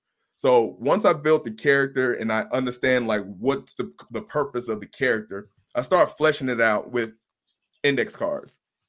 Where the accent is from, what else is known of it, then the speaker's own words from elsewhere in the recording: the South, United States; I'm from the South, so I'm a grill master.